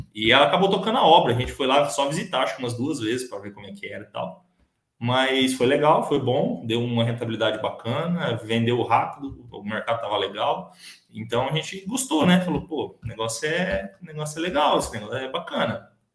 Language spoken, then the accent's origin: Portuguese; Leme, São Paulo, Brazil; moved away as an adult; also born or lived in Dourados, Mato Grosso do Sul; now in Sidrolândia, Brazil; eu sou, sou natural de São Paulo, né? Sou, nasci e cresci no interior do, de, São Paulo, é, numa cidade chamada Leme